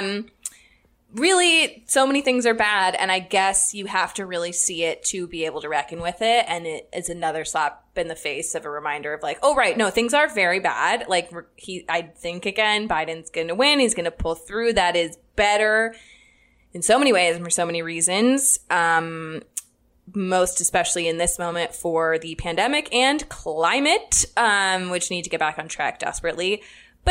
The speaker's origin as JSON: {"language": "English", "region": "Florida", "country": "United States", "said": "I'm from Florida"}